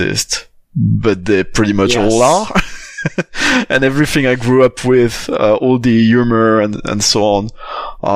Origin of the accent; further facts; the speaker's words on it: Belgium; moved away; I was brought up in Belgium